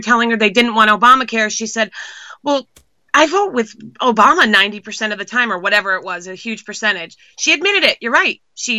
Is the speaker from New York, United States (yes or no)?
no; Massachusetts, United States; She has been one of the worst representatives I've ever had, and I came from Massachusetts.